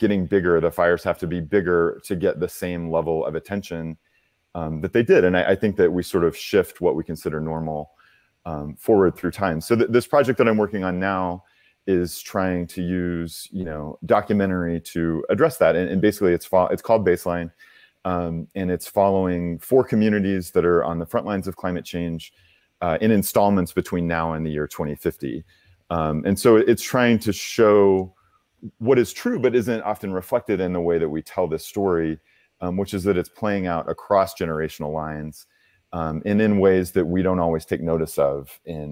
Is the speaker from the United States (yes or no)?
yes; Oklahoma, United States; I'm from Oklahoma. I'm from a very conservative place